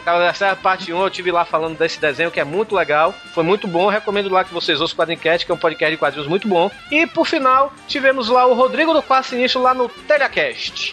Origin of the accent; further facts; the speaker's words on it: Bahia, Brazil; como bom baiano